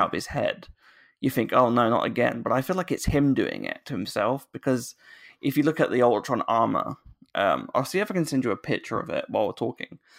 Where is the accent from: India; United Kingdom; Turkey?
United Kingdom; accent: British